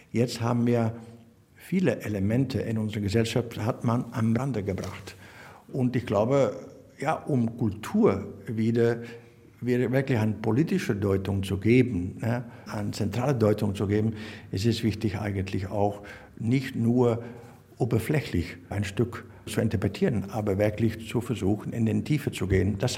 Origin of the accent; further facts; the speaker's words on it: Belgium; German is a second language; wir sind Belgier sind irgendwo Grenzbewohner. Ne? Wir wohnen auf Grenzen.